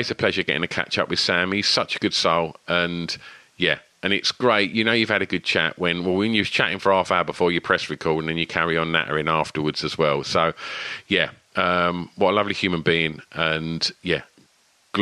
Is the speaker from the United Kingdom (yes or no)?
yes; Rayleigh, East of England, United Kingdom; born or raised there; also born or lived in Southend